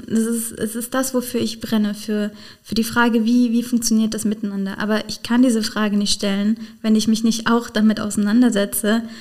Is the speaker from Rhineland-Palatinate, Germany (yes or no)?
yes; Rhineland-Palatinate, Germany; natürlich sagen, als Pfälzer Abgeordnete.